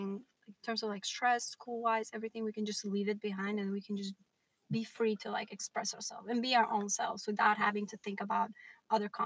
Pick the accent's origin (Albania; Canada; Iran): Albania; Kavajë, Tirana County; now in New York, United States; Home is definitely Albania as well because I grew up there